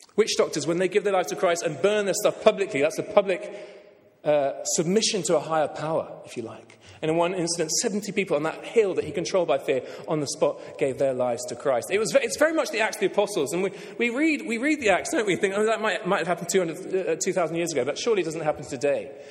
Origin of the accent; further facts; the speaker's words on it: England, United Kingdom; I'll speak as an Englishman